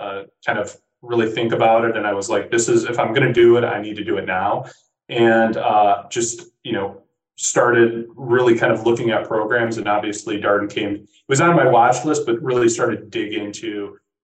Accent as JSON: {"language": "English", "region": "Midwest", "country": "United States", "said": "being a Midwesterner and having a lot of Midwestern network"}